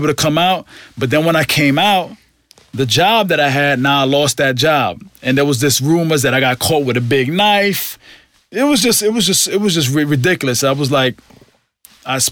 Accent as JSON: {"language": "English", "region": "New York", "country": "United States", "said": "I'm from New York"}